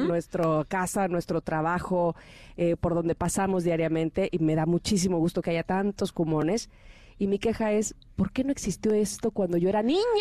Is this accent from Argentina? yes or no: no; Mexico; a los mexicanos nos costaba trabajo